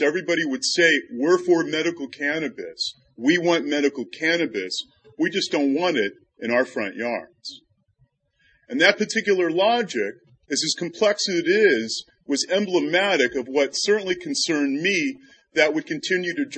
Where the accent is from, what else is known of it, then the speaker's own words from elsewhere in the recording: Rhode Island, United States; my home state, Rhode Island.